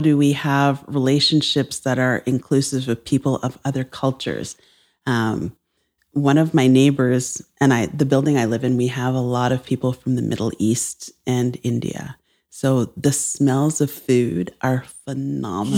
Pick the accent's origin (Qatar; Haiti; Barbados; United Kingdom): Barbados; now in Toronto, Canada; I'm from Barbados